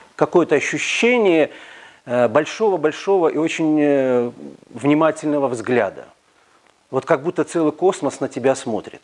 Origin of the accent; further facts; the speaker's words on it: Minsk, Belarus; Мы все белорусы, минчане